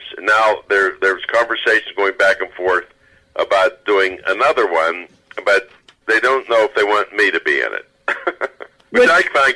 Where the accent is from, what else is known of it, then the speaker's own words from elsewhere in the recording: United States; born and raised in America